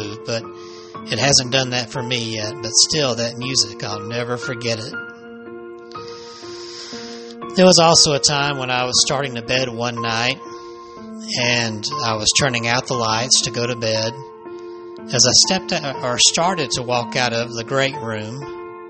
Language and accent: English; Alabama, United States; my home state of Alabama